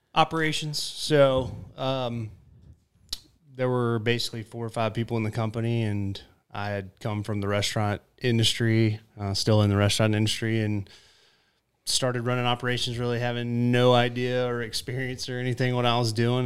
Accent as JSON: {"language": "English", "town": "South Jordan", "region": "Utah", "country": "United States", "tie": "born or raised there", "said": "I grew up in South Jordan on a farm"}